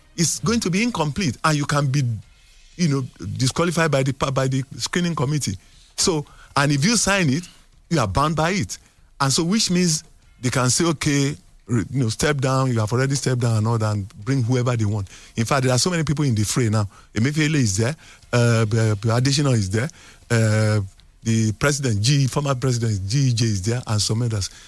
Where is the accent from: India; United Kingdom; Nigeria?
Nigeria; as a Nigerian